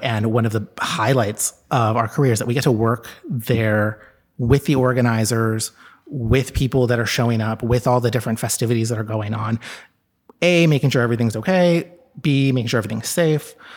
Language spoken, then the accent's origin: English; Texas, United States; moved away as an adult; now in New York City, United States; I grew up in Texas, and I moved here when I was eighteen